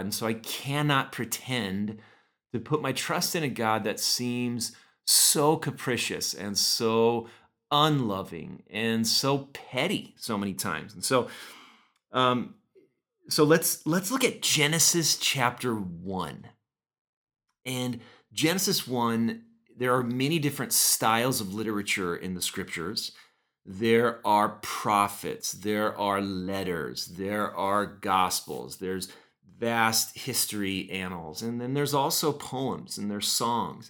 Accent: Oxnard, California, United States; moved away; I grew up in Oxnard, just about sixty miles north of L A, uh, right on the coast

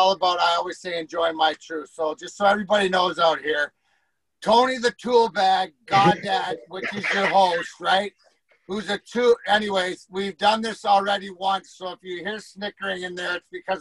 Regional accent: Leamington, Ontario, Canada; I'm from Leamington

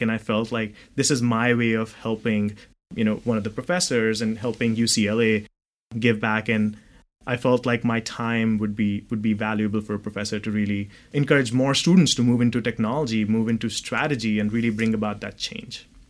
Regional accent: New Delhi, Delhi, India; moved away as an adult; also born or lived in Dubai, United Arab Emirates; now in California, United States; So I was born in New Delhi, uh, in India, and I moved out of uh, out of India at the age of 18.

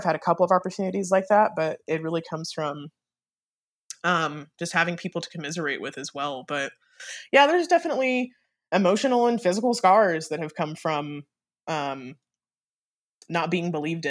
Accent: Germany; born there; So I was born in Germany. Both of my parents were in the military, and both of my parents were in the army.

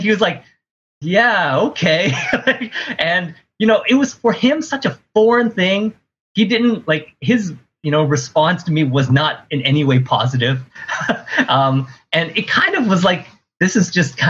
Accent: Ottawa, Ontario, Canada; moved away; I grew up in Ottawa. I'm in Ottawa right now visiting my parents.

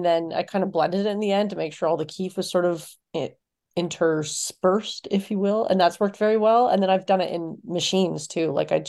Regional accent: Canada; I'm Canadian, of course.

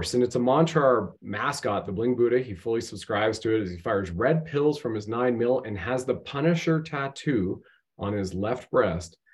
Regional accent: Canada; I'm just your everyday Canadian.

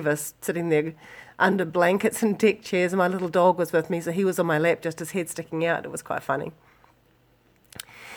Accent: New Zealand; from New Zealand

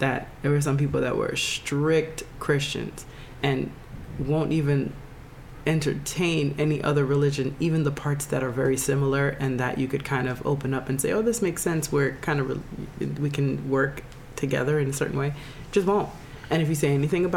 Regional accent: Jamaica; I'm Jamaican

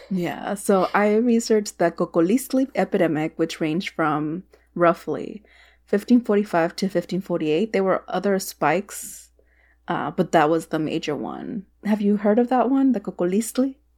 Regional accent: Texas, United States; moved away; As a Texan

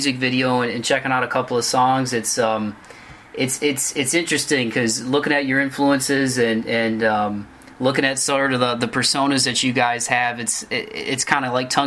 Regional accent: Toledo, Ohio, United States; I grew up in Toledo, Ohio.

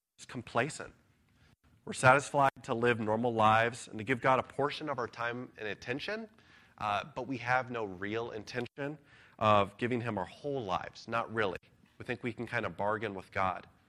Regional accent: United States; as American citizens

